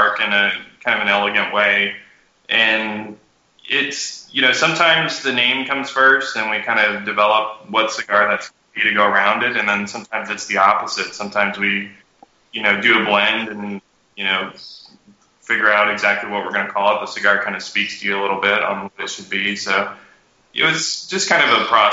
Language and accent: English; Austin, Texas, United States; moved away as an adult; also born or lived in Guatemala / Africa; now in Nicaragua; I'm originally from Austin, Texas